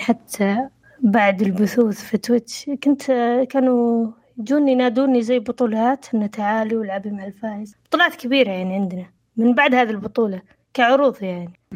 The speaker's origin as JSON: {"language": "Arabic", "country": "Saudi Arabia", "said": "عندنا في السعوديه"}